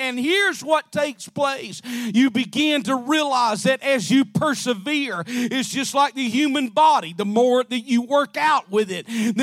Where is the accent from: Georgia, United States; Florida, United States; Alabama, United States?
Alabama, United States; I'm from Alabama